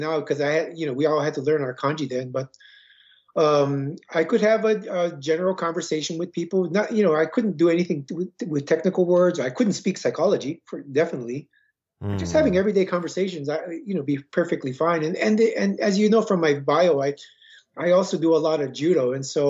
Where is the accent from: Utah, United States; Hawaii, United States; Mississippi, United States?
Hawaii, United States; I was born in the 1959, and I have two older brothers, and growing up in Hawaii at that time, there we were all in Hawaii.